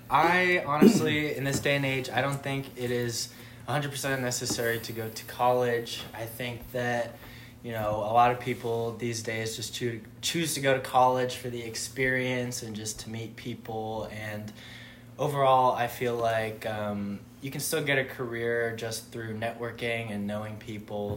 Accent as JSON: {"language": "English", "town": "Santa Clarita", "region": "California", "country": "United States", "moved": "as an adult", "lives_now": "Boise, United States", "said": "I am from Southern California in a little place called Santa Clarita, 45 minutes north of uh, downtown"}